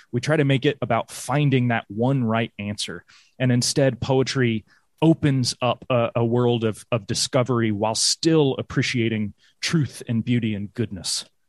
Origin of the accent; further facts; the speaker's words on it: Greenville, South Carolina, United States; moved away as an adult; also born or lived in London / New York; now in Tennessee, United States; I grew up in Greenville, South Carolina